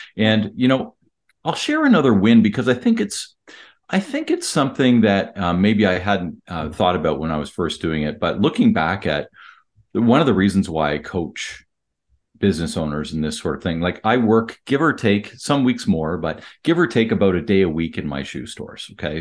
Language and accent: English; Canada; I'm Canadian